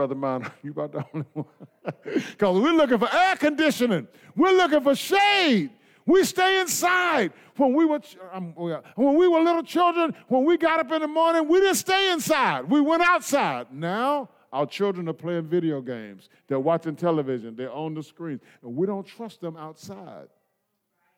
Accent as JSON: {"language": "English", "country": "United States", "said": "I come from the United States of America"}